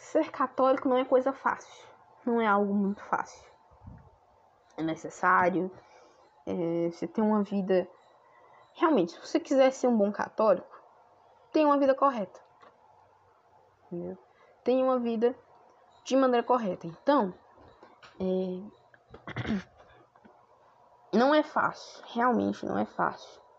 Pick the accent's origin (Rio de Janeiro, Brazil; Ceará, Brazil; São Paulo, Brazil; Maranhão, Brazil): Ceará, Brazil; Fortaleza; sou natural de Fortaleza, no Ceará.